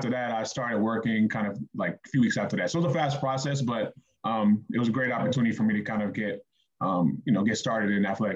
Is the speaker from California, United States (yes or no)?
yes; Los Angeles, California, United States; now in Seattle, United States; I grew up in Los Angeles, California, born and raised